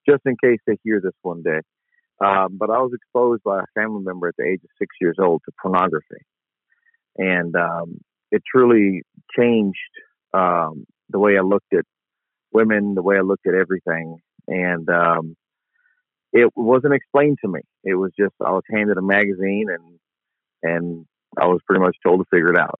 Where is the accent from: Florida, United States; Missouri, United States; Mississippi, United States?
Mississippi, United States; Jackson; also born or lived in Compton, California; now in New Orleans, United States; We moved to West Jackson